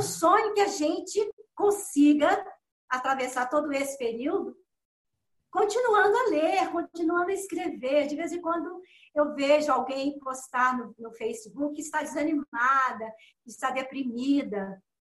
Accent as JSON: {"language": "Portuguese", "town": "Belo Horizonte", "region": "Minas Gerais", "country": "Brazil", "tie": "born or raised there", "also_born_or_lived": "Dores do Indaiá", "said": "eu nasci em Torres do Indaiá, né? Com quatro meses de vida, minha família me levou para Belo Horizonte"}